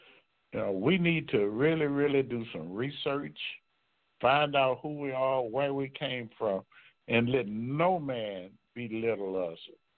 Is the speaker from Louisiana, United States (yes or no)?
yes; Baton Rouge, Louisiana, United States; I'm from Baton Rouge, Louisiana.